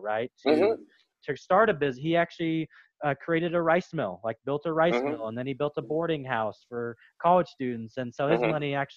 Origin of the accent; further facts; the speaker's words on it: United States; growing up in America, American home, all regular kind of stuff